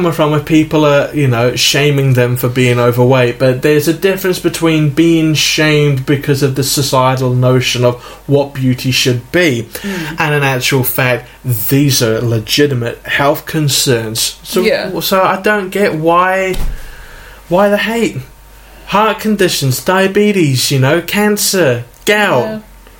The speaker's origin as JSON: {"language": "English", "country": "New Zealand", "said": "New Zealand, not Hawaii, if yeah. the accents didn't give it away."}